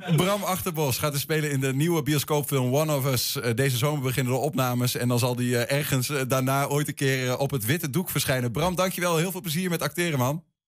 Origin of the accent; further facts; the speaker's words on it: Twente, Overijssel, Netherlands; als Twentenaar